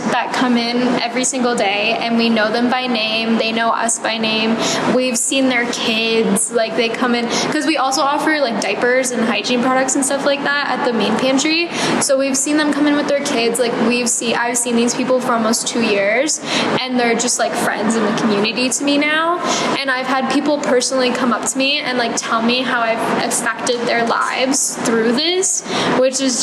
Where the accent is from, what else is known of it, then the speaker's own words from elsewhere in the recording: Detroit, Michigan, United States; now in Fort Collins, United States; I'm from Detroit, Michigan, so I always kind of grew up around food insecurity